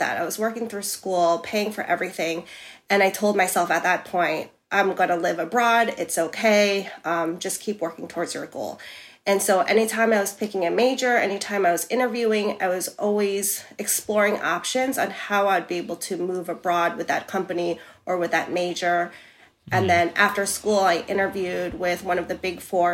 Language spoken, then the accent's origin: English; New York City, New York, United States; moved away as an adult; now in Amsterdam, Netherlands; I'm from New York City and there it's like no if I'm sick or not, I have to work